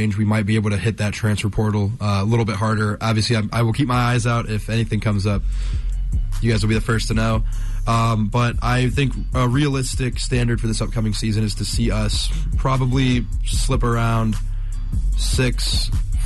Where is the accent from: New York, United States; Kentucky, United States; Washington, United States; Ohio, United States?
Ohio, United States; Dayton; whenever I'm back around the Dayton area